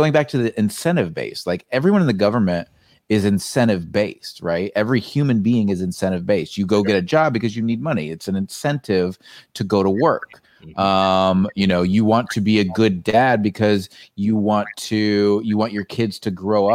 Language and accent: English; United States; growing up in the United States